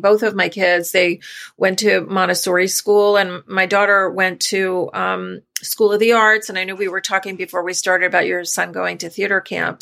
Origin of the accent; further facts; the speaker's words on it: New York, United States; we're from New York originally